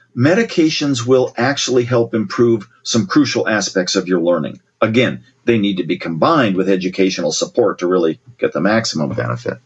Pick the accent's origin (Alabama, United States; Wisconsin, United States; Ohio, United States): Ohio, United States; Columbus; my sister and I growing up in Ohio, Columbus, Ohio